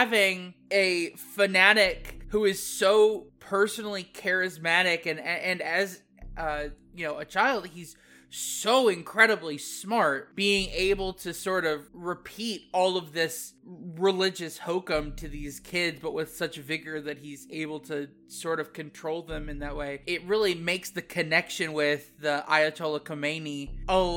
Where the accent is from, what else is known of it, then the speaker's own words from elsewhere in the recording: Midwest, United States; I grew up in the Midwest, I grew up in farm country